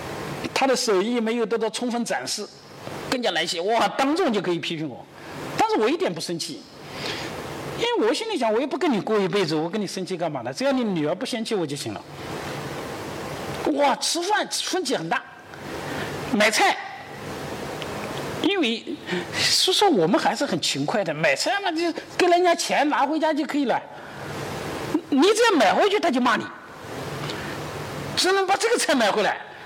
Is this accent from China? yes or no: yes; China; 而我们中国人采取的第四种方式是什么呢？